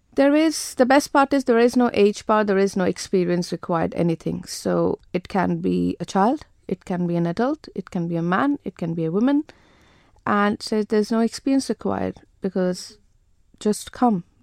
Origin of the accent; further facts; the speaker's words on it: India; moved away as an adult; also born or lived in Jersey; born and brought up in India